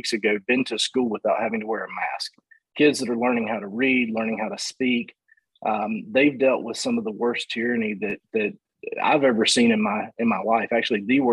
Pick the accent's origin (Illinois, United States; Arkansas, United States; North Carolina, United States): North Carolina, United States; Stanly County; moved away as an adult; also born or lived in Michigan; I grew up in Stanley County